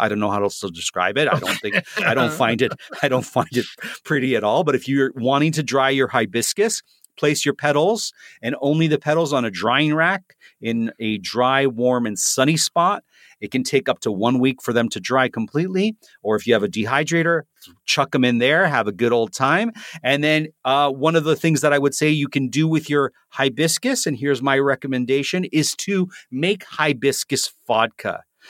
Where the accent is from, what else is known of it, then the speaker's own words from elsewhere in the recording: Toronto, Ontario, Canada; First one is not a flower that's native to my hometown of Toronto, Canada, but it is a flower that certainly grows here in Canada.